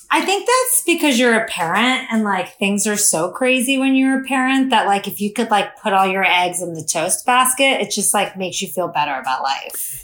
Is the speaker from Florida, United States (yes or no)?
yes; South Florida, United States; also born or lived in Miami; growing up in South Florida until I moved to Miami.